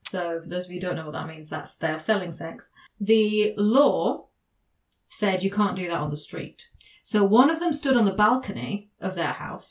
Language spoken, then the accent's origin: English; England, United Kingdom; I am English